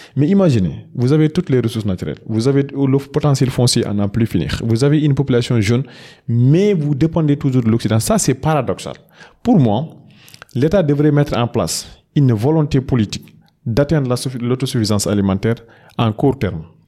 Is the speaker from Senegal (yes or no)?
yes; Matam, Senegal; je suis de Fourdou, dans la, commune de Oudalaï, notamment dans le département de Ranil, c'est un peu dans la région de Matam